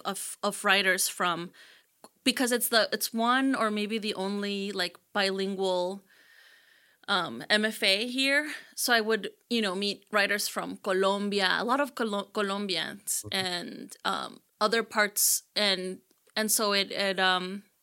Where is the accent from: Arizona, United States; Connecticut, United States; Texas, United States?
Texas, United States; Houston; also born or lived in Mexico; I was born in Mexico, and I migrated to Houston when I was 8 with my mother and my sisters.